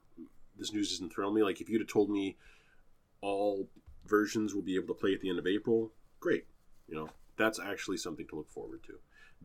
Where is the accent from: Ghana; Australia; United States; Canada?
Canada; As a Canadian, I think I'm excused.